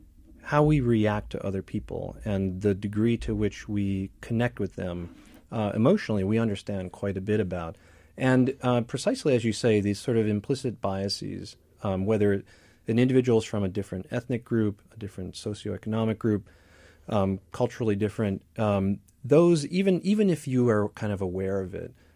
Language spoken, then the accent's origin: English; Midwest, United States; the idea that I grew up in the Midwest too.